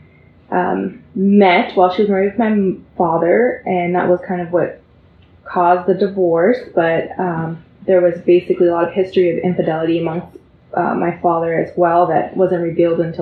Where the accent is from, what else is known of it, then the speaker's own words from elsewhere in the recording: San Jose, California, United States; I grew up in San Jose, California